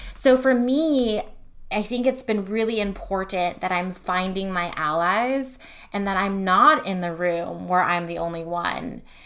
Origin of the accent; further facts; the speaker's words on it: Fremont, California, United States; I grew up in Fremont, California